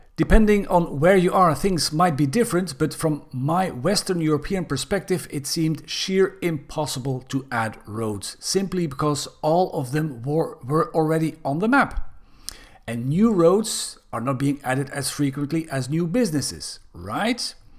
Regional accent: Belgium; Belgium, my home country

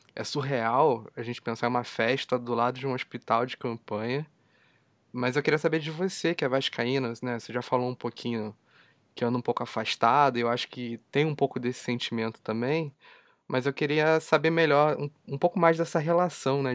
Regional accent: São Paulo, Brazil; eu nasci em São Paulo

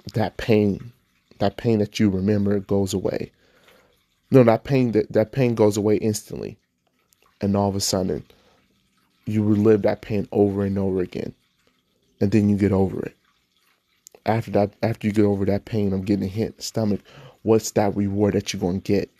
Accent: Nevada, United States; I grew up in Nevada

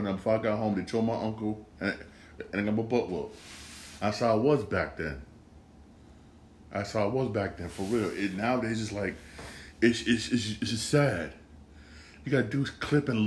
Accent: Bridgeport, Connecticut, United States; I grew up in Bridgeport

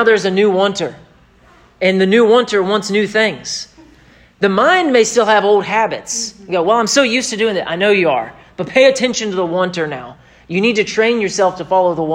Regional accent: United States; I am an American

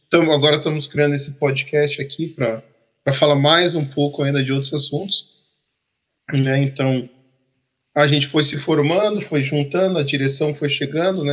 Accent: Campinas, São Paulo, Brazil; moved away as an adult; now in Canada; eu sou de Campinas, no interior. Fiquei até 2003 ou 2004 em Campinas

